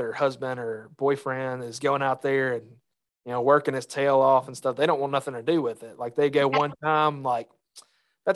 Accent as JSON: {"language": "English", "region": "Mississippi", "country": "United States", "tie": "born or raised there", "also_born_or_lived": "Arkansas", "said": "growing up in Mississippi"}